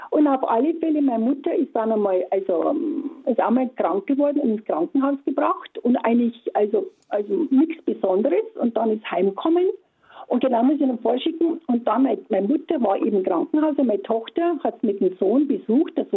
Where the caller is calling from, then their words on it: Hirschhorn, Bavaria, Germany; Ja, guten Morgen. Ich komme aus Hirschhorn, Nähe nee, von Eggenfelden.